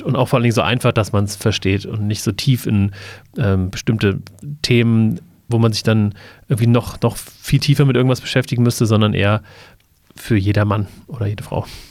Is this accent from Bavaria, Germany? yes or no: no; Wiesbaden, Hesse, Germany; Ich ähm, komme ähnlich wie Seibert aus Wiesbaden